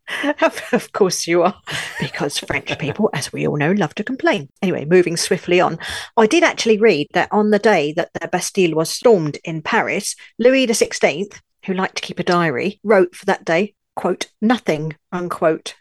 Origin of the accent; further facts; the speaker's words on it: London, United Kingdom; also born or lived in Seven Valleys, France; now in France; I'm a Brit, a Londoner, as you can probably tell from my accent, but I now live in France